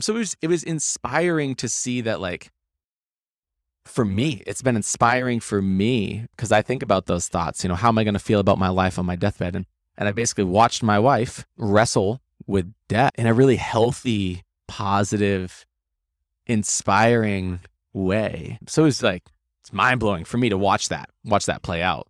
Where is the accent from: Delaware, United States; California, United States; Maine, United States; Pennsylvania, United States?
Maine, United States; I grew up, grew up in Maine